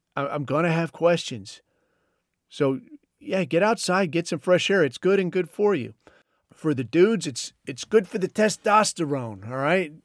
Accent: Southern California, United States; I grew up in Southern California

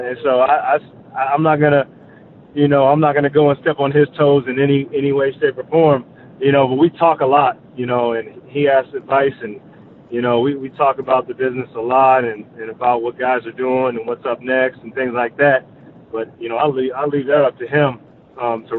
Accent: Dallas, Texas, United States; moved away; also born or lived in Park City, Utah; I'm from Dallas originally

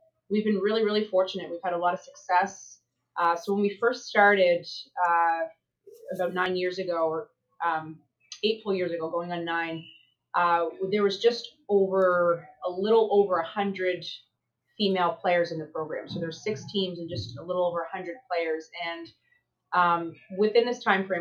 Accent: New Brunswick, Canada; moved away as an adult; now in United States; I'm from the small part of Canada. I'm a Maritimer from New Brunswick.

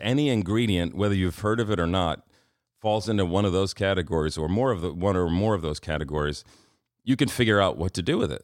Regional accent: New York City, New York, United States; growing up in Queens

